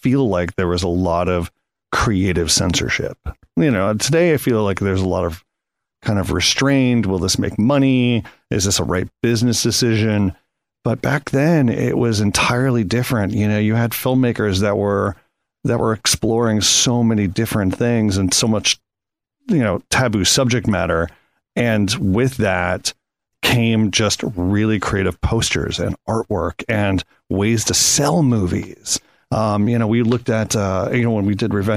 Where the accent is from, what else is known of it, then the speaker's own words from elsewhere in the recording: Connecticut, United States; I grew up in Connecticut and we had very small mom and pop stores